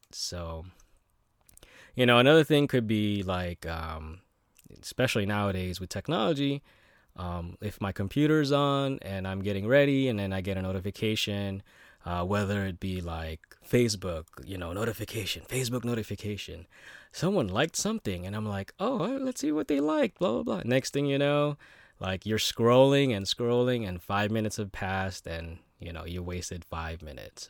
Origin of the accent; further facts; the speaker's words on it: United States; growing up in America